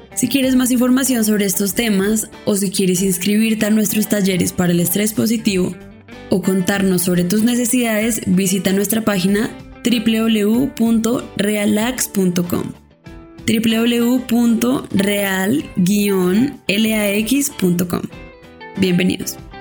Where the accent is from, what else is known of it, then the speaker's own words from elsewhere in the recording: Colombia; como colombianos, lo cual nos compromete también como profesionales de salud mental colombianos